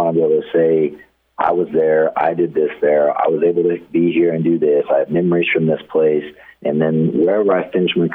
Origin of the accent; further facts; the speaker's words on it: Amarillo, Texas, United States; moved away; also born or lived in Oklahoma / Dumas, Texas; I was born and raised in Amarillo, Texas, on the outskirts.